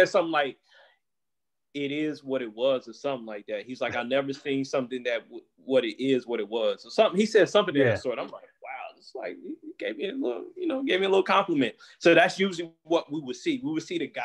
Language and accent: English; Goldsboro, North Carolina, United States; moved away as an adult; also born or lived in East Coast; now in San Francisco Bay Area, United States; I'm from Goldsboro. I'm half the city is Black